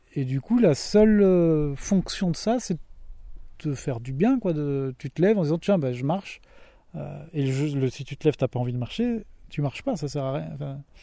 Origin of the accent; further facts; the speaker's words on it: Mayenne, Pays de la Loire, France; je suis originaire de la Mayenne